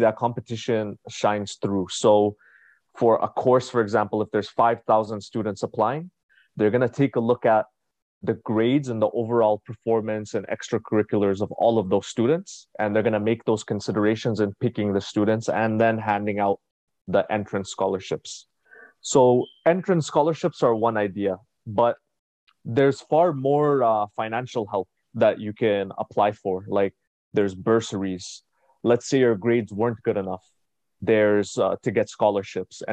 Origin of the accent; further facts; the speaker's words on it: Ottawa, Ontario, Canada; I was born and raised in Canada, Ottawa, Ontario. And growing up in Ottawa